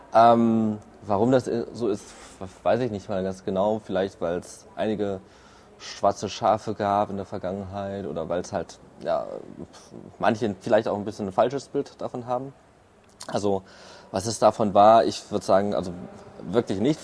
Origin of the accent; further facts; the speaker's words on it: Erfurt, Thuringia, Germany; moved away as an adult; now in Berlin, Germany; ursprünglich komme ich aus Erfurt